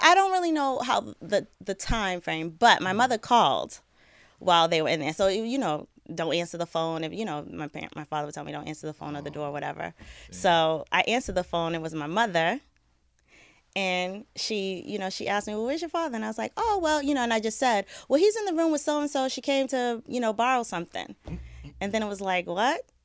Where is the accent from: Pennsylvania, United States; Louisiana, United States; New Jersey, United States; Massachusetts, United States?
Massachusetts, United States; Boston; I grew up in Boston. Um, I was born and raised there.